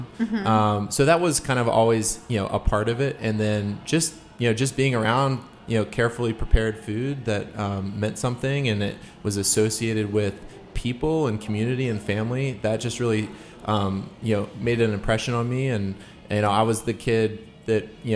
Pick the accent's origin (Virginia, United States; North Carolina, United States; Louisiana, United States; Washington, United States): Virginia, United States; Virginia Beach; now in Maryland, United States; I grew up in Virginia Beach